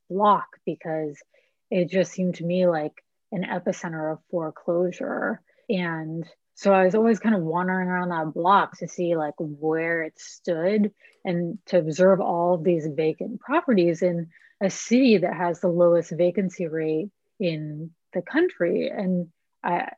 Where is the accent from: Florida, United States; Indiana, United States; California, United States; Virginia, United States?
California, United States; El Granada; moved away as an adult; also born or lived in San Francisco / East Coast / Austin; I was born in San Francisco and moved south of the city to a little town called El Granada when I was 4 and kind of grew up there